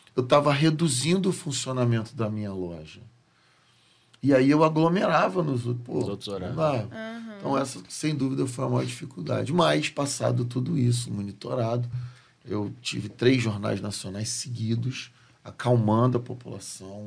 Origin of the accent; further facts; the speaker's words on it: Rio de Janeiro, Brazil; o estado em que eu escolhi não nascer, né? Nascer não foi uma escolha. Uhum. Onde eu nasci, mas eu escolhi uhum. permanecer e criar os meus filhos